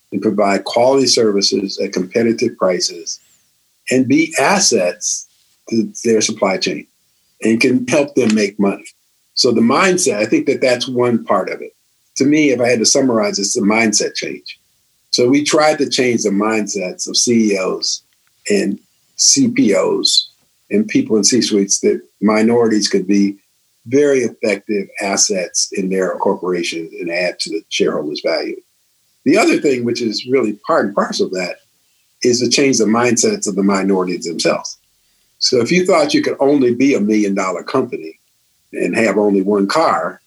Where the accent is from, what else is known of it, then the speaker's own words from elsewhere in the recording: Chicago, Illinois, United States; I'm from Chicago